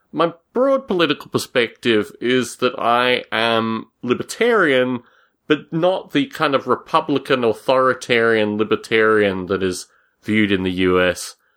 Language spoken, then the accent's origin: English; Australia; moved away; When I was a boy growing up in Australia